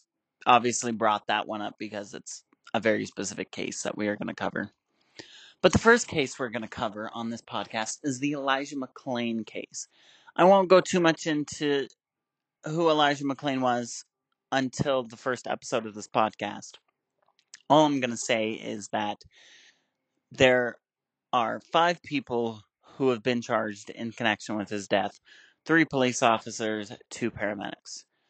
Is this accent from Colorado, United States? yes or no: yes; Aurora, Colorado, United States; I'm from Aurora, Colorado